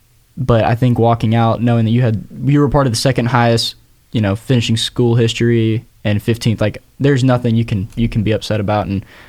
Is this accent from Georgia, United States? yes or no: yes; Georgia, United States; We're all from Georgia. We're all a bunch of Georgia boys doing this.